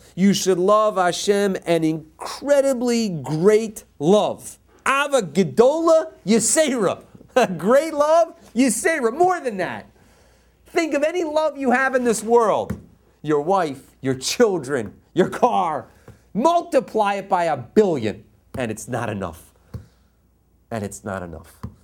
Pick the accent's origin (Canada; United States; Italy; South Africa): United States; East Coast; now in Los Angeles, United States; I'm from the East Coast.